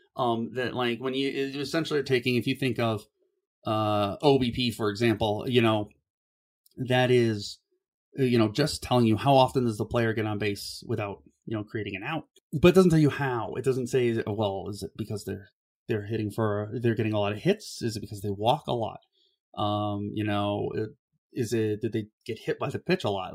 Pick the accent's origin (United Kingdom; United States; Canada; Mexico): United States; Cleveland, Ohio; I grew up in Ohio